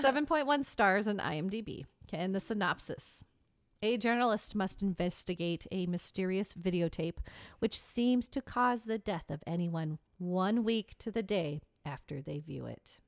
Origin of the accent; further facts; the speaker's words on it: Seattle, Washington, United States; my hometown